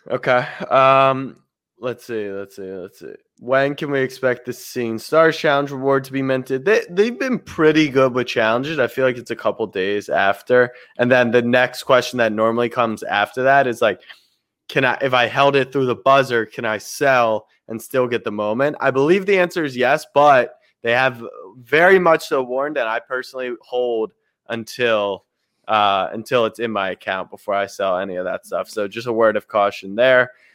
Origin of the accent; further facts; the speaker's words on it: Maryland, United States; I grew up in Maryland